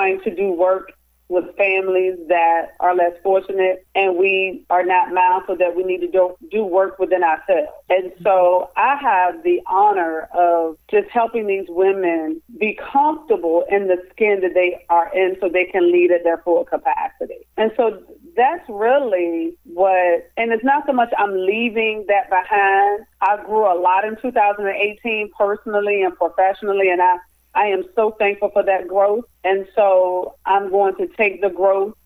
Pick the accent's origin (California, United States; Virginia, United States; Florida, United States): Virginia, United States; Cuckoo; now in Richmond, United States; I am originally from Cuckoo, Virginia, so which is a small town in Louisa County.